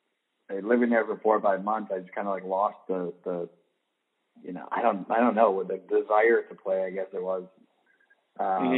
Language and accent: English; Rochester, New York, United States; moved away as an adult; also born or lived in Brooklyn, New York; I grew up in Rochester, New York.